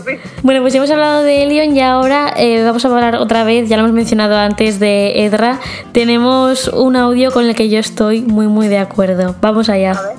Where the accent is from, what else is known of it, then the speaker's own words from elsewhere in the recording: Elche, Valencian Community, Spain; soy de Elche